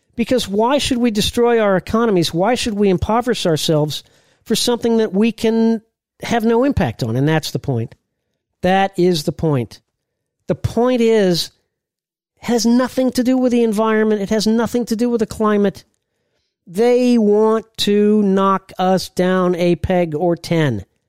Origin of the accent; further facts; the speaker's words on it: Indiana, United States; I was a a big Purdue guy, I'm from Indiana